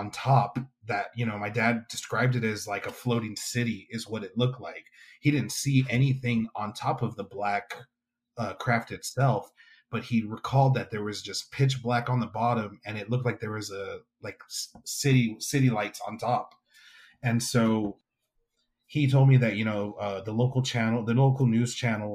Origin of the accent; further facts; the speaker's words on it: Weslaco, Texas, United States; my hometown of Weslaco, Texas